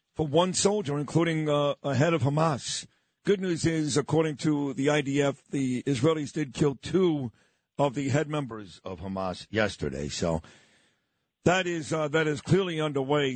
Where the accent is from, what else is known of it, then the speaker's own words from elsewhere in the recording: New York City, New York, United States; the neighborhood I grew up in in Brooklyn, New York.